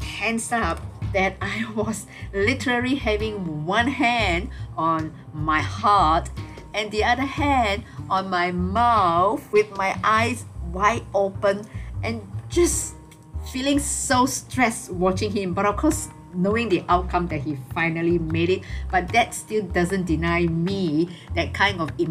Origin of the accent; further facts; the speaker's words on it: Malaysia; a local Malaysian tour guide